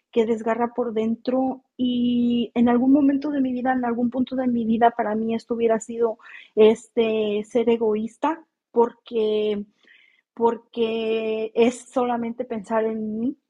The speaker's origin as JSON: {"language": "Spanish", "country": "Mexico", "moved": "yes", "lives_now": "California, United States", "said": "yo soy mexicana"}